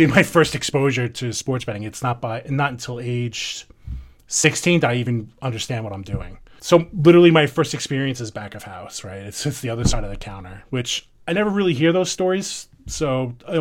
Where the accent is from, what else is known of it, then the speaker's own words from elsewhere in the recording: New York, United States; accent: New York; everybody can tell from my terrible accent, I'm from New York.